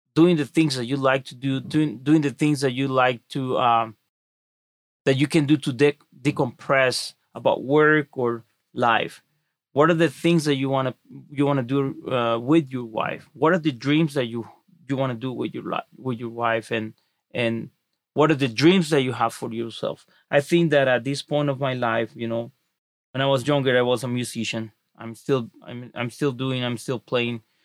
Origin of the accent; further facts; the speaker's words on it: Mexico; now in United States; I wasn't born in the United States. I was born in Mexico.